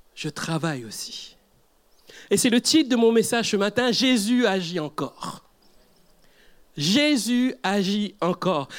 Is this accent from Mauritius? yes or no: yes; Mauritius; Je viens d'Afrique, mais d'un Afrique un peu plus à droite, c'est l'île Maurice